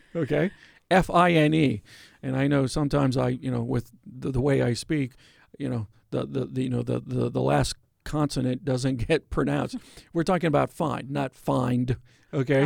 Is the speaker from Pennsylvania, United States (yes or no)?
yes; Pennsylvania, United States; Pennsylvania, my home state